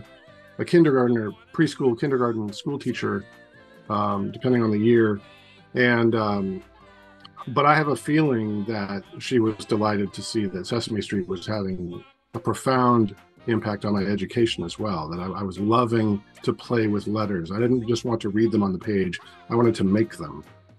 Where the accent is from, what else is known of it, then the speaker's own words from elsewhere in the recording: Portland, Oregon, United States; I grew up in Northeast Portland in a neighborhood, almost a suburban neighborhood, right on the edge of Northeast Portland.